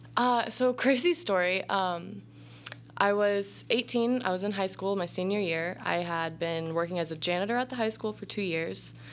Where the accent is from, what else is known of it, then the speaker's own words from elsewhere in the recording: Southern Illinois, United States; I grew up all over like Southern Illinois, like mm. anywhere between Effingham and Carbondale